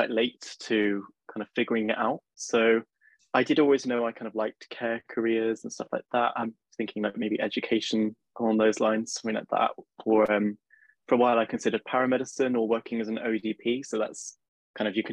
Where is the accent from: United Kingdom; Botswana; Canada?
United Kingdom; Cheltenham, South West England; moved away as an adult; now in Bristol, United Kingdom; I'm from Cheltenham, so Bristol's quite close to me